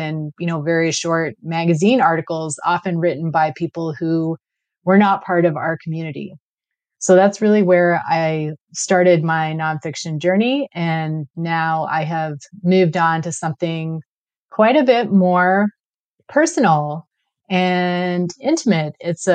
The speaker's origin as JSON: {"language": "English", "region": "London", "country": "United Kingdom", "tie": "born or raised there", "moved": "yes", "lives_now": "Klahoose territory (Cortes Island area), Canada", "said": "I was born in London, England to a Sikh father and an English mother."}